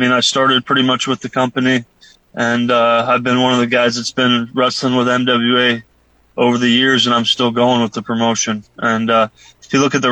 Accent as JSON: {"language": "English", "region": "Iowa", "country": "United States", "tie": "born or raised there", "also_born_or_lived": "Omaha, Nebraska / Japan", "moved": "as an adult", "said": "I grew up in Iowa."}